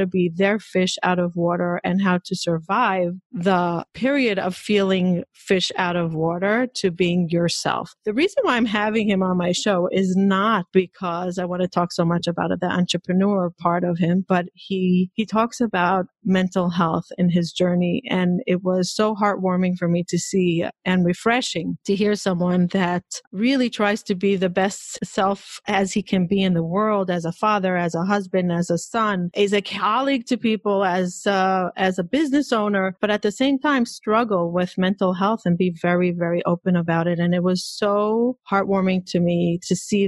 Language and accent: English; Israel; moved away; I grew up in Israel, extremely Orthodox